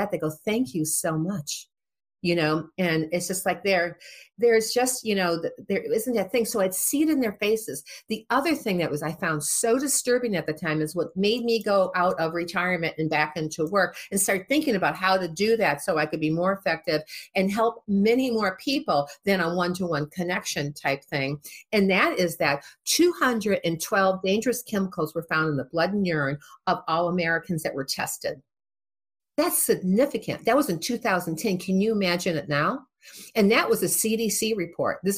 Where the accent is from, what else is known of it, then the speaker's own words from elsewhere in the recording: Midwest, United States; also born or lived in Boston; I'm from the Midwest. We talk to everybody, right?